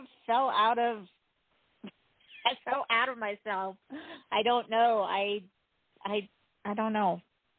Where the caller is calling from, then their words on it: Utah, United States; from Utah.